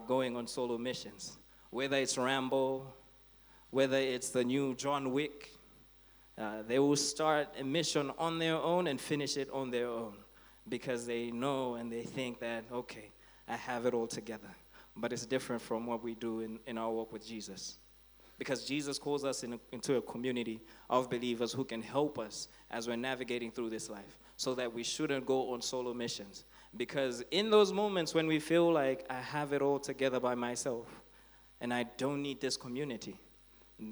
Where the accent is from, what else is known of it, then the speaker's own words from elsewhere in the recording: Blantyre, Southern Region, Malawi; growing up in Blantyre, I used to go to Blantyre Baptist